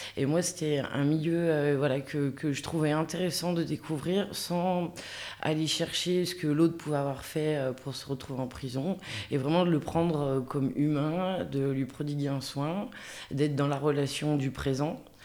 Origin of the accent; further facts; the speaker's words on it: Villars-les-Dombes, Auvergne-Rhône-Alpes, France; moved away; also born or lived in Chablais; je viens de la plaine de l'Ain, vers Villars-les-Dombes